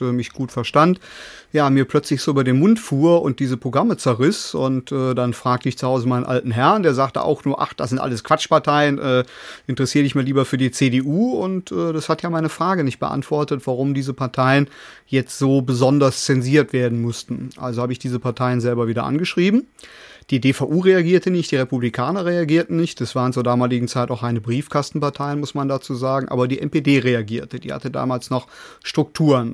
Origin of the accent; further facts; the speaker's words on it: Cologne, North Rhine-Westphalia, Germany; bei uns in Köln am Rhein